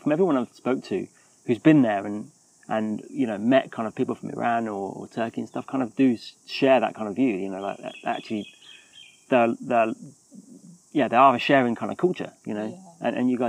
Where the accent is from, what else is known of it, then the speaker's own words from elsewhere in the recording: United Kingdom; as being a British person